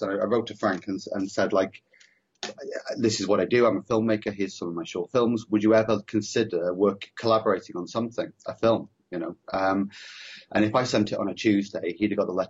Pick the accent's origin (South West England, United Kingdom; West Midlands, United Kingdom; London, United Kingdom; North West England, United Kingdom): North West England, United Kingdom; Preston; I grew up in the Northwest as well. I grew up in Preston